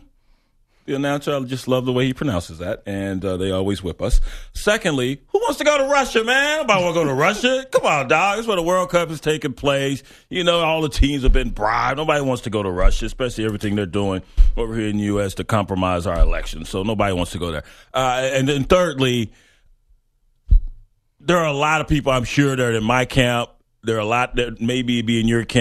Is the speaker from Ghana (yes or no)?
yes; Ghana; in Ghana. That's my home country